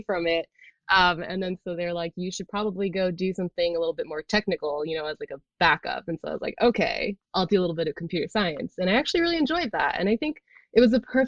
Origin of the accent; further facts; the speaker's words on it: Bay Area, California, United States; I grew up in the Bay Area in California.